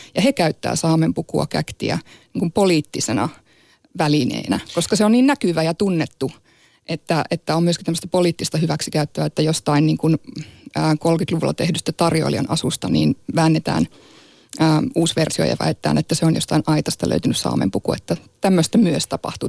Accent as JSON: {"language": "Finnish", "area": "Sámi", "region": "Sápmi", "country": "Finland", "also_born_or_lived": "Inari, Finland", "said": "Mä oon saamelainen ja saamelaiseksi on syntynyt"}